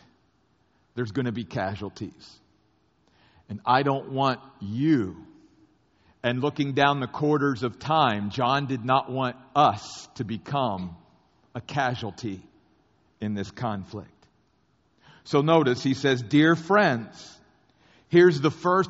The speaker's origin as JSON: {"language": "English", "country": "United States", "tie": "born or raised there", "said": "I grew up very near the Civil War battlefields of both Gettysburg and Antietam"}